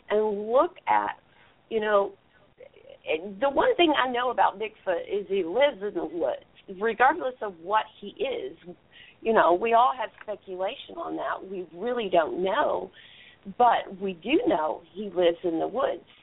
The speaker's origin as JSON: {"language": "English", "region": "Texas", "country": "United States", "said": "I'm from Texas"}